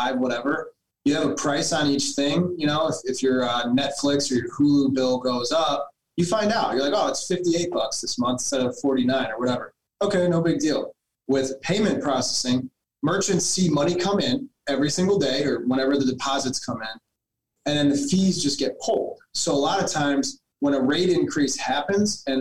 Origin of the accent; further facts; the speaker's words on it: Cleveland, Ohio, United States; I come from Cleveland, Ohio